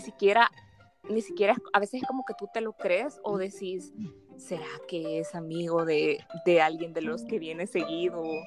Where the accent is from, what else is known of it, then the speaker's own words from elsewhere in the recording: El Salvador; soy salvadoreña